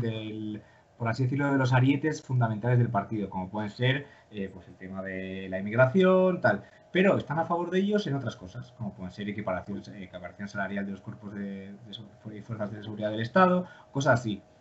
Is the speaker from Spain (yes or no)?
yes; León, Castile and León, Spain; yo, pues ya sabéis, que soy de León